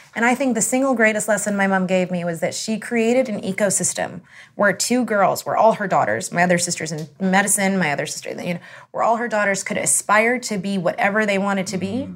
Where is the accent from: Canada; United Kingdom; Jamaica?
Canada; I'm Canadian